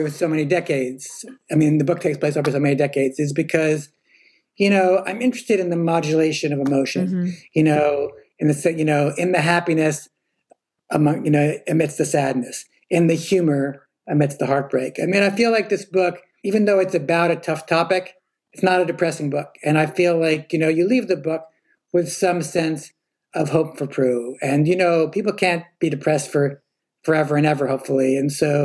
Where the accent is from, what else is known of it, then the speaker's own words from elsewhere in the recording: New York City, New York, United States; I grew up in Morningside Heights